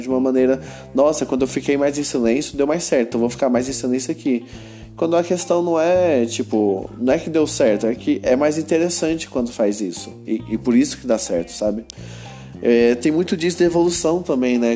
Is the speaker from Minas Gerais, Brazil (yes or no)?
no; Goiânia, Goiás, Brazil; eu sou de Goiânia